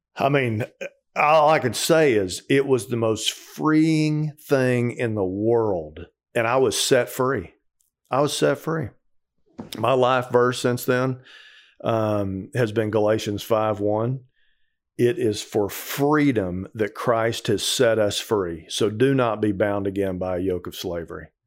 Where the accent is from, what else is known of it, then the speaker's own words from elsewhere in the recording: Texas, United States; moved away; also born or lived in Colorado; I grew up in Texas